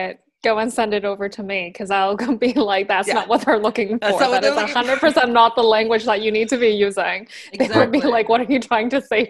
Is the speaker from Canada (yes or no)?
yes; West Coast, Canada; I'm a West Coast baby